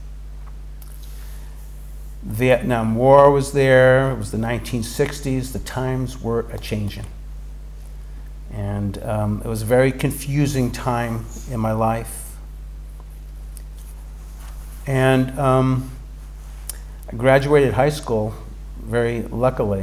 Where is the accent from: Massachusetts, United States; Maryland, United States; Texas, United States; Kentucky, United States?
Massachusetts, United States; Boston; My experience growing up in Boston